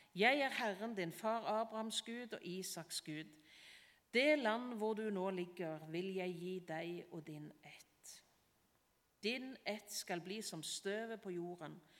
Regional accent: Varhaug, Rogaland, Norway; Når jeg gikk på barneskolen hjemme på Varhaug

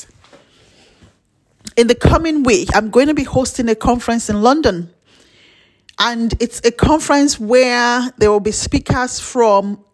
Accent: Nigeria; As a Nigerian

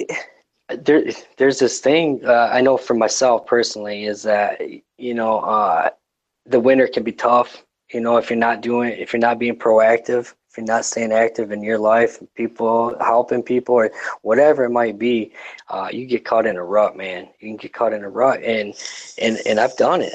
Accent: Detroit, Michigan, United States; I, am pretty far removed from Detroit

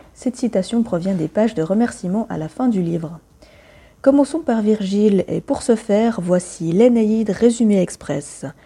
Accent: Romandy, Switzerland; chez nous, à Lausanne et à Genève

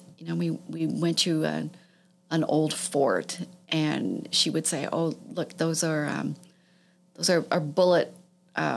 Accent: Toronto, Ontario, Canada; I grew up in Toronto. I grew up in the West End of Toronto

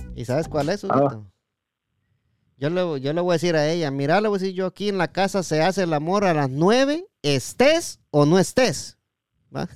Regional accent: Jutiapa, Guatemala; yo soy de Jutiapa

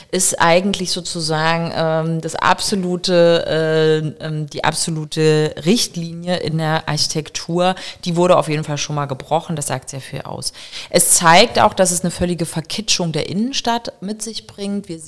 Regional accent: East Germany, Germany; die wir als Ossis, ich bin ja selber im Osten groß geworden

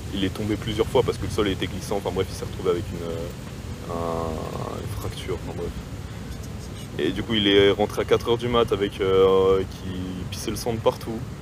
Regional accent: France; je suis français

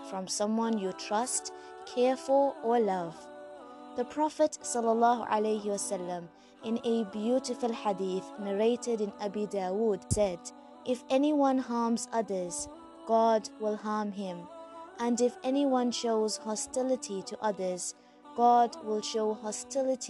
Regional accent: South Africa; I'm a South African Muslim, school teacher, life coach, and an avid traveler

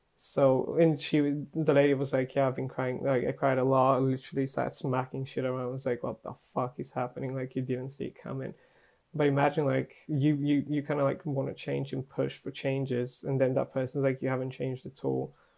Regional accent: Bulgaria; moved away; when I was growing up in Bulgaria

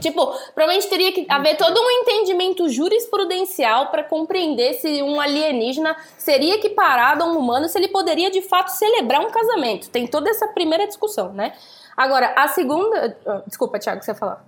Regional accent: Santos, São Paulo, Brazil; Eu sou de Santos

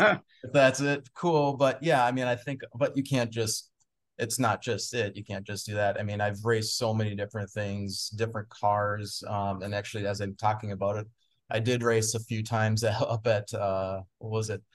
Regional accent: Anoka, Minnesota, United States; also born or lived in Moorhead, Minnesota; growing up in Anoka

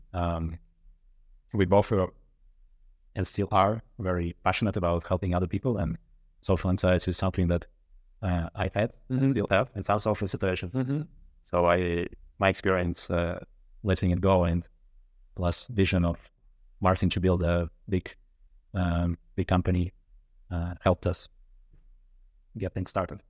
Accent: Russia; moved away as an adult; now in Sweden; I'm originally from Russia.

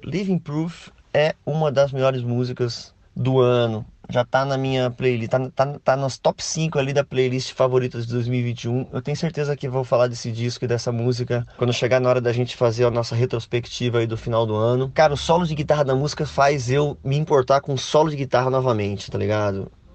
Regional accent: Brazil; a gente é brasileiro

